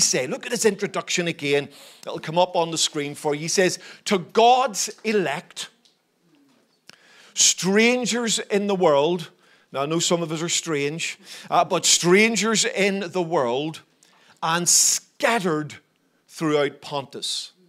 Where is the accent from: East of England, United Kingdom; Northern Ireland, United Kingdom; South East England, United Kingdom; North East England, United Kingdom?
Northern Ireland, United Kingdom; Belfast; born there; So I'm a citizen of the United Kingdom. I was born in Northern Ireland, in Belfast, and in that sense, that's been part of my journey.